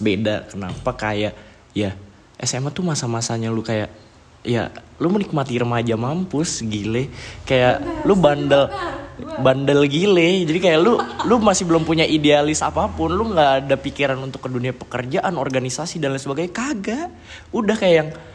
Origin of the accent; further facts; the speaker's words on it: Bogor, West Java, Indonesia; also born or lived in Yogyakarta; gua, em, lahir di Jogja, tapi ya gua besar di Bogor